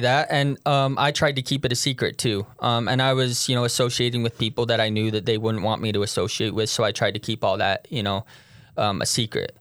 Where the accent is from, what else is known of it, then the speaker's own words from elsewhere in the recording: Tooele, Utah, United States; moved away as an adult; also born or lived in St. George, Utah; I'm from Tooele, Utah.